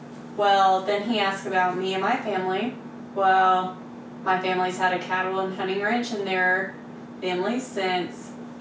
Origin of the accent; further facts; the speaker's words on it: Texas, United States; I mean, I grew up in Texas.